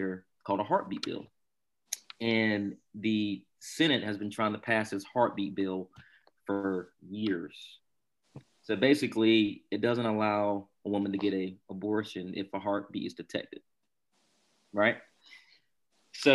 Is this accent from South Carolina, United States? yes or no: yes; Barnwell, South Carolina, United States; growing up in Barnwell, small rural town.